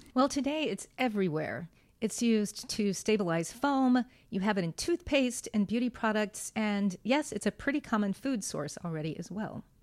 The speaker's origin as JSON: {"language": "English", "town": "Santa Fe", "region": "New Mexico", "country": "United States", "tie": "born or raised there", "said": "I grew up in Santa Fe, New Mexico"}